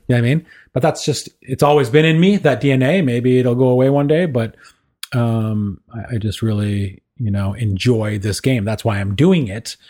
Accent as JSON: {"language": "English", "town": "Kingston", "region": "Ontario", "country": "Canada", "tie": "born or raised there", "said": "I was, uh, born and raised in Kingston, Ontario"}